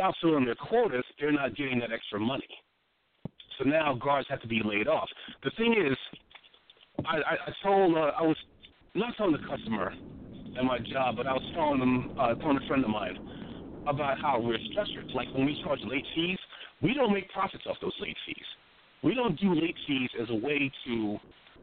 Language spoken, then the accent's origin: English; Freeport, United States; moved away; my hometown, back in Freeport